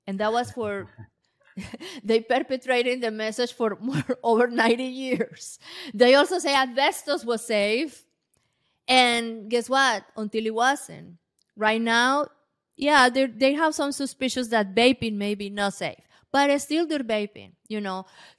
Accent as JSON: {"language": "English", "country": "Colombia", "second_language": "English", "said": "I am from Colombia, and many places they don't have electricity."}